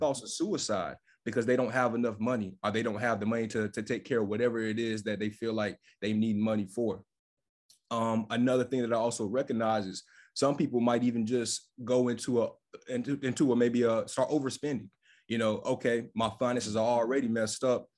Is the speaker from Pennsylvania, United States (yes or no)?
no; Fayetteville, North Carolina, United States; moved away as an adult; also born or lived in Charlotte, North Carolina; now in Washington, D.C., United States; I'm based out of Washington, D C. I'm originally from Fayetteville, North Carolina.